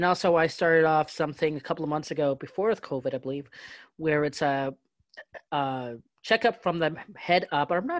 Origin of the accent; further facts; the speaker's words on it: London, Ontario, Canada; I'm from London, Ontario